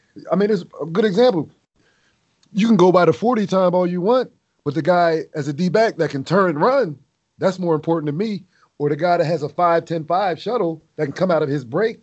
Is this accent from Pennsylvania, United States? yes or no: yes; Pottstown, Pennsylvania, United States; my hometown, Pottstown